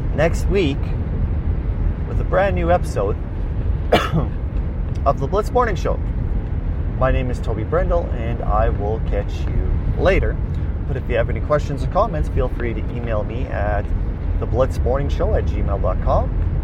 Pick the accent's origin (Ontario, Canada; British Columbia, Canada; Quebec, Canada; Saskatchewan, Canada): Saskatchewan, Canada; Weyburn; I was transferred back to my hometown, Weyburn